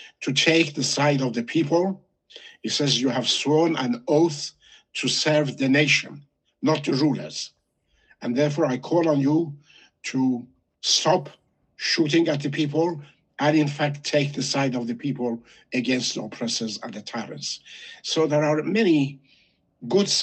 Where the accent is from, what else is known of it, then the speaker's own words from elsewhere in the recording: Shiraz, Fars, Iran; moved away; I was born in Shiraz. I'm mainly a Pars